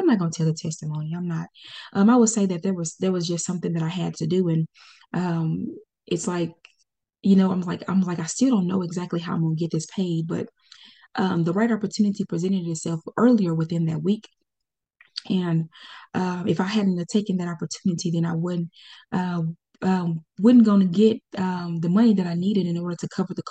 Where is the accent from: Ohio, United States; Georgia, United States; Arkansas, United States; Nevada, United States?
Arkansas, United States; Pine Bluff; also born or lived in Conway, Arkansas; Pine Bluff, Arkansas. This is my hometown. I was born and raised there, went to school there